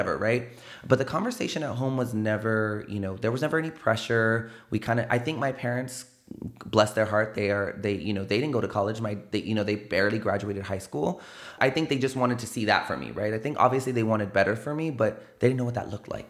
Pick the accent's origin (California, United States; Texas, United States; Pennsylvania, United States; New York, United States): Texas, United States; San Antonio; I grew up over there